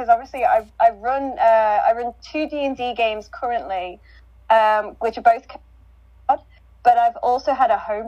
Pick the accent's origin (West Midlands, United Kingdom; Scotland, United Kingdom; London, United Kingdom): West Midlands, United Kingdom; We used to have a tradition actually in my hometown